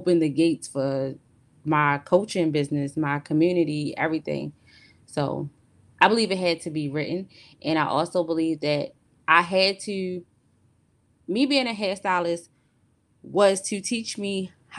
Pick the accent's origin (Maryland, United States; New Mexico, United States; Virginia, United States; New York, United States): Maryland, United States; Baltimore; I'm from Maryland. I'm from Baltimore, Maryland.